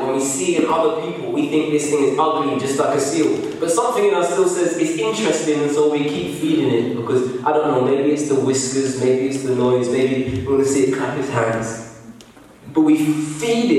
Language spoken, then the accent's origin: English; England, United Kingdom